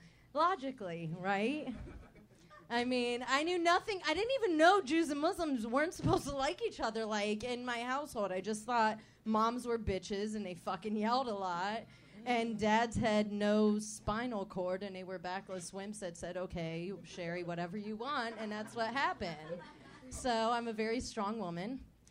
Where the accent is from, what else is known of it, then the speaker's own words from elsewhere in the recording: Fairfax County, Virginia, United States; I grew up in Virginia, D.C., Virginia.